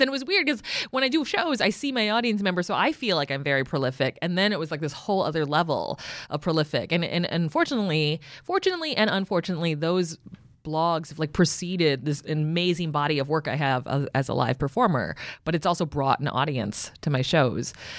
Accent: San Francisco, California, United States; moved away as an adult; now in Los Angeles, United States; I grew up in San Francisco and I live in L

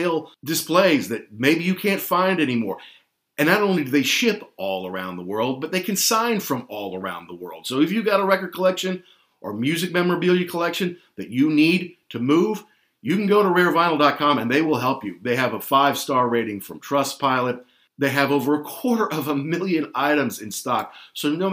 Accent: Louisville, Kentucky, United States; also born or lived in London / Amsterdam; my hometown of Louisville, Kentucky

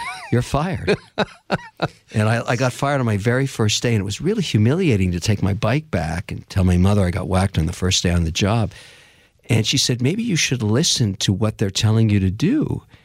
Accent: Montreal, Quebec, Canada; I was born in Montreal, Canada, of, uh, Irish father, Lebanese mother

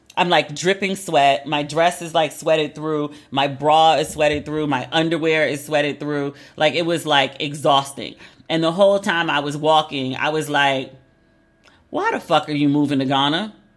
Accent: United States; also born or lived in United Kingdom / Los Angeles; I'm very American. Like, that's where I was born. That's where I was raised

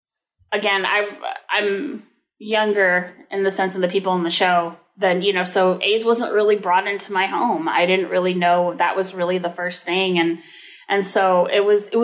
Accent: the Bay Area, California, United States; I grew up in the Bay Area and very like, I mean, the Bay Area is fairly forward thinking. But I also was very much sheltered in, you know, the peninsula where I grew up

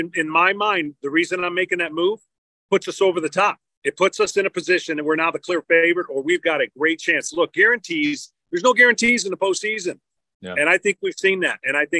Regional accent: Detroit, Michigan, United States; I started with Detroit. I thought I was going to play with the Tigers, my hometown team

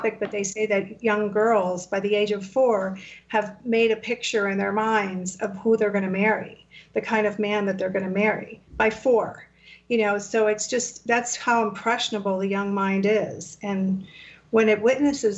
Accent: United States; first language Spanish; English is a second language; also born or lived in Havana, Cuba; I grew up here. I was here from the time I was an infant

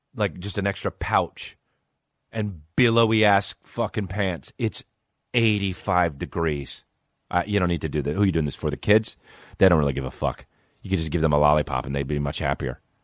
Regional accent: New Jersey, United States; now in Los Angeles, United States; I'm from New Jersey

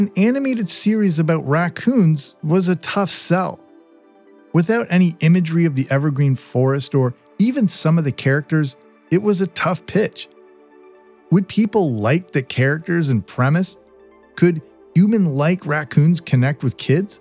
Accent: Canada; I grew up in Canada

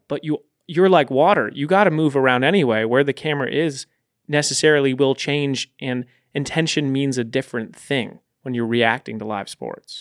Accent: Storrs, Connecticut, United States; moved away; also born or lived in Texas; I grew up in stores

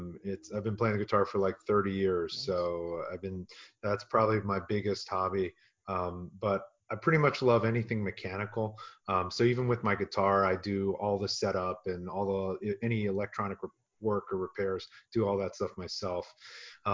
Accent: Philadelphia, Pennsylvania, United States; moved away as an adult; now in Los Angeles, United States; I'm not a Los Angeles native. I'm actually from Philadelphia originally.

